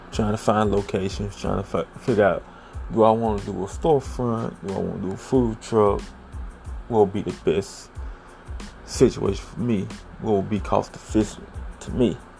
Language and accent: English; the South, United States; I'm originally from the South. Grew up, nice sized family